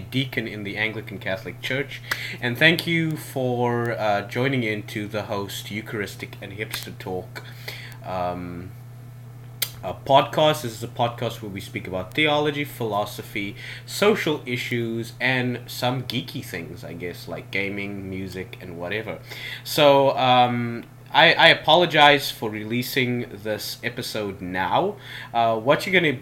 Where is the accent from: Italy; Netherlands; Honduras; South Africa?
South Africa; moved away as an adult; now in South Korea; I'm South African, and right now I am teaching English in South Korea